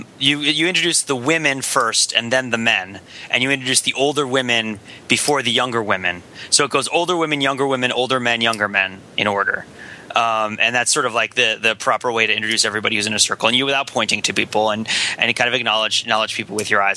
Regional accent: New Jersey, United States; in my town, which is kind of in my hometown, kind of an older town in New Jersey

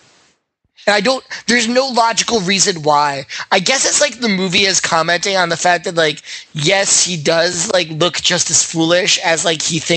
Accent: Hartford, Connecticut, United States; I grew up in Hartford, Connecticut

